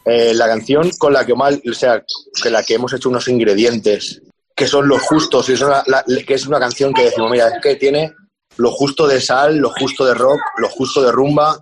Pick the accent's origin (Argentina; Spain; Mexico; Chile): Spain; Extremadura; moved away; la morcilla que tengo ahí de mi pueblo, le, abro una, le abro una cervecita extremeña